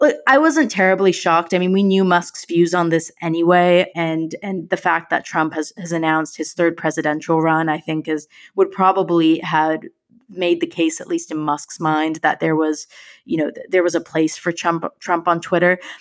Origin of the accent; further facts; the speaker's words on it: United States; moved away; My home country has, has made it, has returned to the World Cup once again